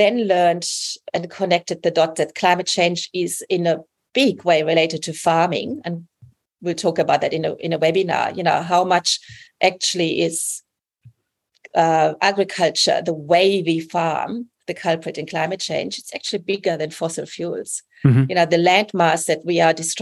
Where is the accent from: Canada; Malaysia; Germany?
Germany; moved away as an adult; also born or lived in England; now in New South Wales, Australia; I'm from Germany, you know, like I'm not a local. Even after 20 years.